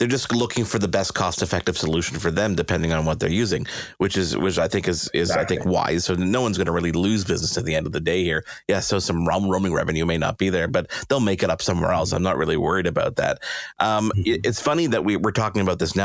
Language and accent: English; Canada